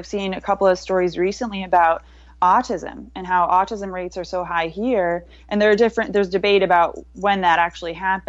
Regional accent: outside of Detroit, Michigan, United States; I was raised outside of Detroit

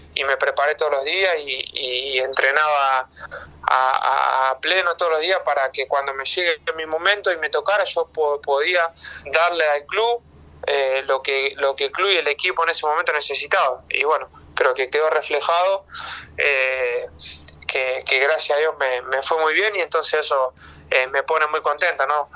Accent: Argentina; born or raised there; moved away as an adult

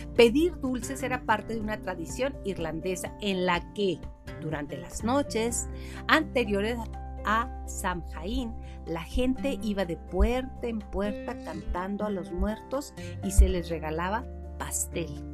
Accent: Mexico; somos mexicanos, vivimos como mexicanos

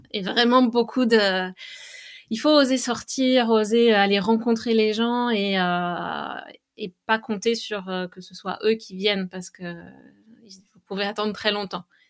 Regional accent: western France, France; now in Canada; je viens de l'ouest de la France, donc mm, là où j'ai grandi

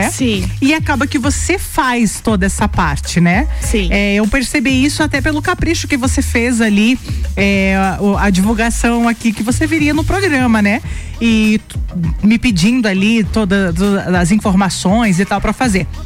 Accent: Lages, Santa Catarina, Brazil; Sim, sou natural de Lages. Sempre morou aqui? Sempre morei aqui.

